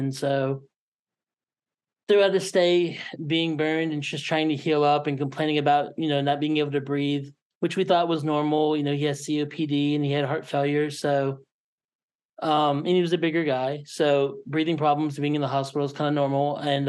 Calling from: Kansas City, Missouri, United States; I'm coming from Kansas City, Missouri.

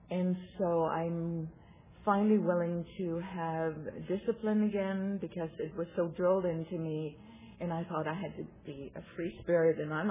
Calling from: Santa Rosa, California, United States; I'm a compulsive overeater. And I'm coming here from Santa Rosa, California.

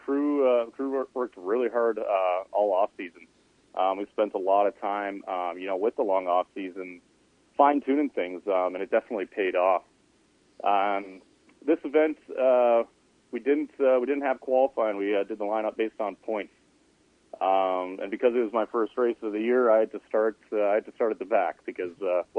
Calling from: Edmonton, Alberta, Canada; Hey there. I'm in Edmonton.

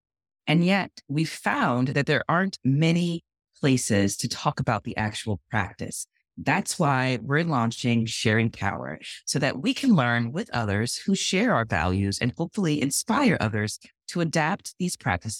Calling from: Baton Rouge, Louisiana, United States; I'm calling in from the land of the Houma and Choctaw, colonially known as Baton Rouge, Louisiana.

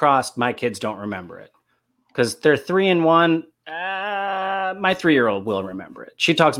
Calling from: Los Angeles, California, United States; I'm calling in from Los Angeles

